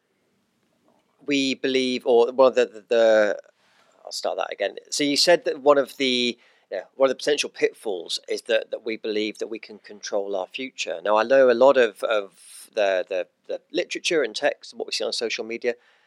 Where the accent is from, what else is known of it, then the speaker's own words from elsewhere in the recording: England, United Kingdom; now in New Zealand; I'm an Englishman in New Zealand